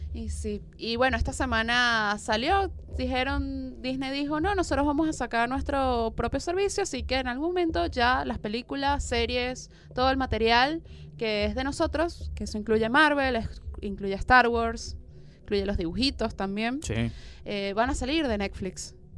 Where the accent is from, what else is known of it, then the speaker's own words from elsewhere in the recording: Venezuela; now in Argentina; yo soy venezolana